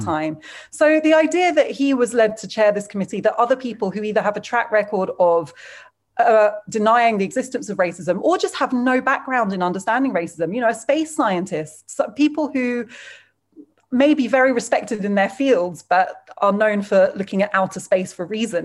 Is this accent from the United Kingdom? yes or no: yes; United Kingdom; As a British person